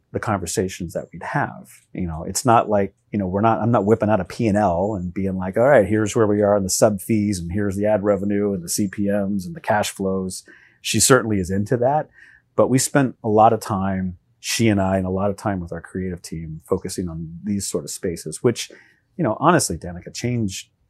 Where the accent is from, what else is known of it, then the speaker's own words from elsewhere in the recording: Oklahoma, United States; I would say I'm from the Midwest too, and I would declare Oklahoma the Midwest.